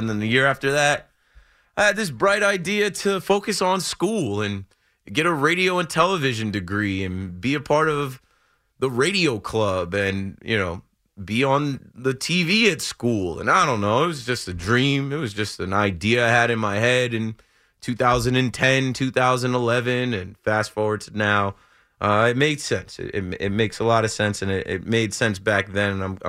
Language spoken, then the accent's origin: English; New Jersey, United States; I'm from Jersey. I'm in New York all the time.